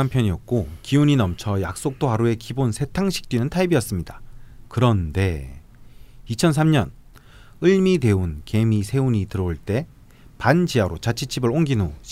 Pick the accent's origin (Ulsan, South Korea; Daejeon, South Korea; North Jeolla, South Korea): Ulsan, South Korea; 어릴 때 울산에서 태어나 병술 아빠와 정유 엄마 그리고 개유 남동생과 함께 신나게 싸우면서 자랐습니다.